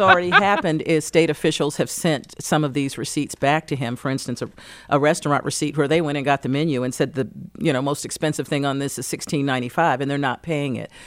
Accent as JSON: {"language": "English", "region": "North Carolina", "country": "United States", "tie": "born or raised there", "moved": "yes", "lives_now": "Detroit, United States", "said": "back in my home state of North Carolina"}